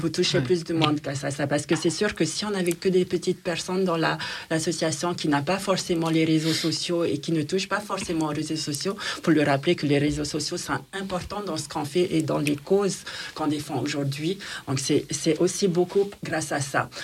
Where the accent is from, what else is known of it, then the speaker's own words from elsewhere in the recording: French Polynesia; now in France; chez nous en Polynésie